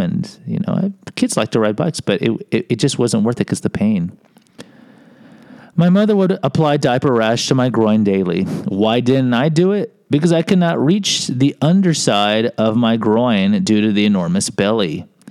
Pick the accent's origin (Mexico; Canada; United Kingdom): Mexico; I can say my people because I'm from Mexico